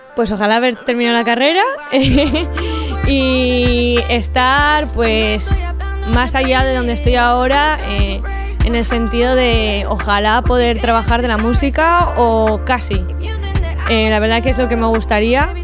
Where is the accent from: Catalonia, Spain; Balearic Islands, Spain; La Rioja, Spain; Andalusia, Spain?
La Rioja, Spain; San Vicente de la Sonsierra; a los de mi pueblo nos llaman Macanes